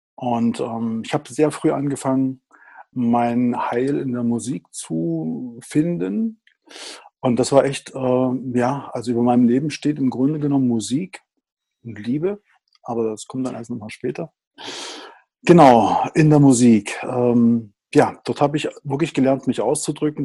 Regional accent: Riesa, Saxony, Germany; ich bin ein Kind des Ostens. Ich bin also im Osten geboren, ähm, in einer Industriestadt, äh, in Riesa

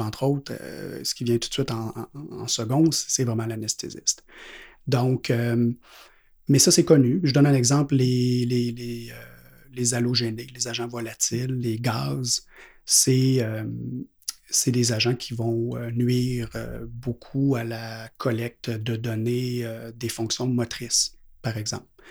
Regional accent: Quebec City, Quebec, Canada; je viens de la ville de Québec

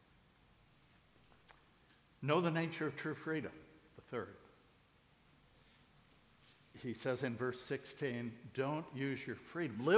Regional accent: United States; I'm an American

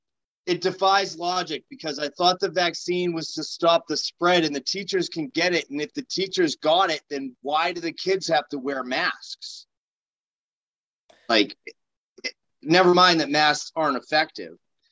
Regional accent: Nashua, New Hampshire, United States; So I'm from Nashua. I was born and raised in Nashua

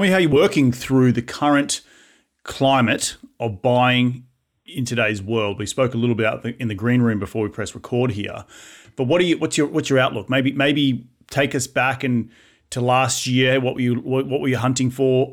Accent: Australia; accent: Aussie; now in United States

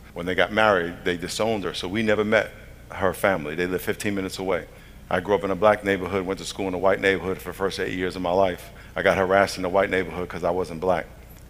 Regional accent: New York, United States; I'm from New York. I had a dream to play in the NFL when I was growing up.

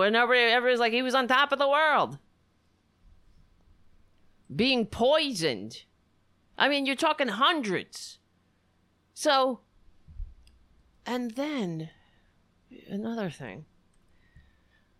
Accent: United States; This is my country, our country

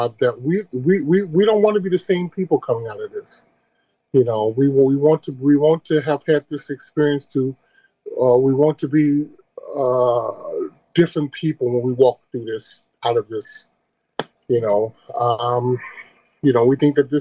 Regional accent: Chicago, Illinois, United States; moved away as an adult; also born or lived in Detroit / Paris; being from Chicago

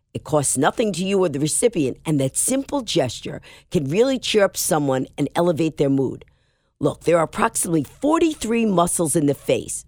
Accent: New York, United States; I'm a New Yorker

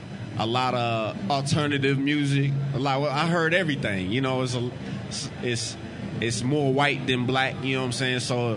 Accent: Des Moines, Iowa, United States; Yeah, I'm from Des Moines, Iowa.

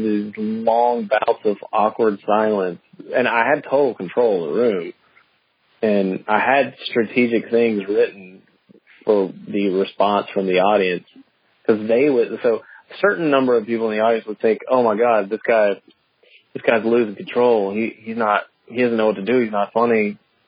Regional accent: the South, United States; I'm from the South

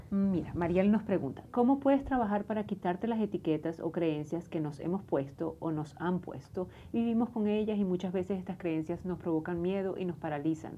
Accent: Venezuela; No sé si es como venezolana

